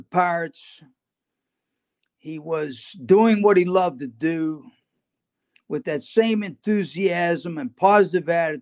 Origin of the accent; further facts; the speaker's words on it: Western Pennsylvania, United States; moved away; also born or lived in Greenville, North Carolina; I grew up like that in Western Pennsylvania.